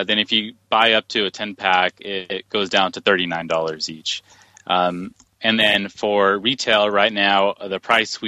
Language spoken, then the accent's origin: English; Silicon Valley, California, United States; I was born and raised in Silicon Valley